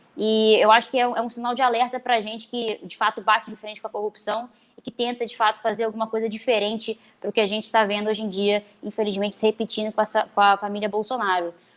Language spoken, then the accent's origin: Portuguese; Rio de Janeiro, Brazil; eu sou aqui da cidade do Rio de Janeiro